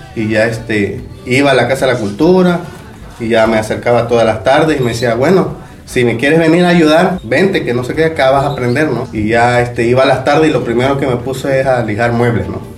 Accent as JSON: {"language": "Spanish", "country": "Mexico", "tie": "born or raised there", "also_born_or_lived": "Playa del Carmen"}